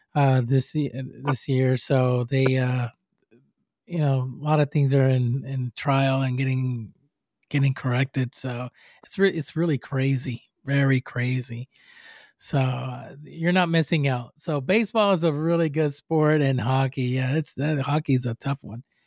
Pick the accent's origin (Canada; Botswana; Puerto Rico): Puerto Rico; English is a second language; moved away; I'm from Puerto Rico, I'm from the island